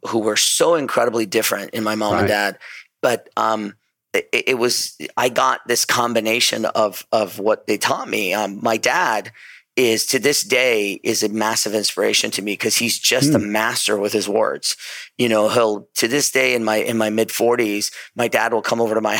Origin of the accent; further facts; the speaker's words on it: Southern California, United States; also born or lived in Iran; I grew up in Southern California ever since I was about 9 years old. I actually was born in Iran, and then my family moved to Southern California